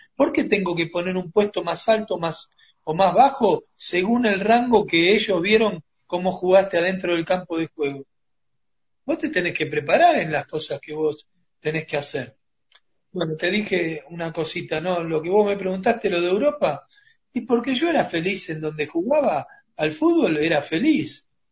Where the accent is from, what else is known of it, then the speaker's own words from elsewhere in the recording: Argentina; nosotros como argentinos